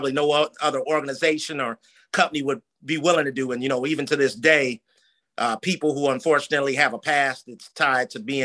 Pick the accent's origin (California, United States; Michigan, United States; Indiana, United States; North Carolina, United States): Michigan, United States; East Lansing; now in Detroit, United States; where we grew up in the Lansing, Michigan area